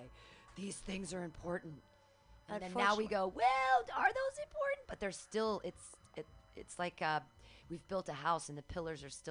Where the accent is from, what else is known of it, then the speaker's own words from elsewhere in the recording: Danville, California, United States; Danville, which is here, Bay Area, really, really wealthy part of the Bay Area